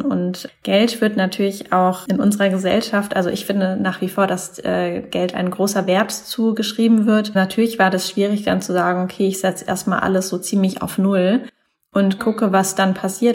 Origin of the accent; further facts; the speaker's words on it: Mannheim, Baden-Württemberg, Germany; moved away as an adult; also born or lived in Taiwan; now in Hamburg, Germany; ich komme ursprünglich aus Mannheim da in der Ecke